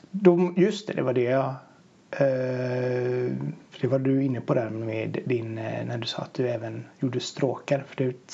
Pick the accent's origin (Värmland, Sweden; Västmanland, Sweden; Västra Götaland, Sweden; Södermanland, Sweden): Västra Götaland, Sweden; Gothenburg; som göteborgare att höra Backaplan, Nattrafiken, hej och Det var mycket sådana nedslag från i Göteborg.